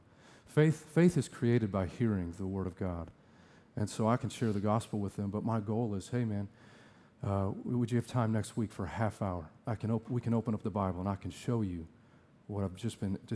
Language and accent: English; Sheboygan, Wisconsin, United States; moved away as an adult; also born or lived in Tucson, Arizona / Fort Collins, Colorado; I grew up here in Sheboygan and went to Southside Alliance